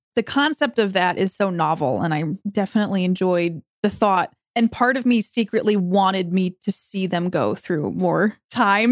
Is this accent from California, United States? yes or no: no; New York, United States; I'm from New York